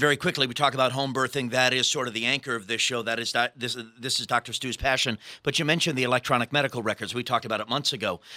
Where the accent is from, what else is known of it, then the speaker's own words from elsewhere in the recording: New York City, New York, United States; my hometown, New York City